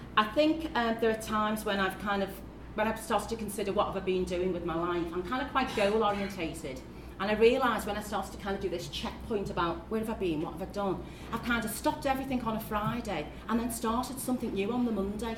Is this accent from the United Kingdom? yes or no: yes; Liverpool, North West England, United Kingdom; accent: Scouse; as you can hear from the accent, yes, I am a Scouser, and my journey from child to now has really mostly been here in Liverpool